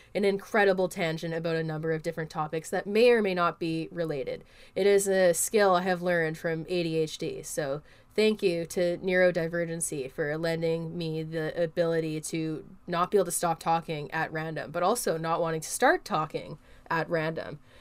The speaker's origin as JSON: {"language": "English", "country": "Canada", "said": "I'm a Canadian"}